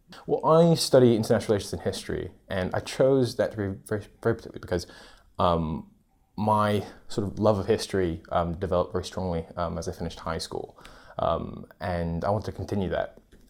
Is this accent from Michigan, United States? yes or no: no; California, United States; also born or lived in United Kingdom; now in London, United Kingdom; I come from California, and I'm studying international relations and history in my second year.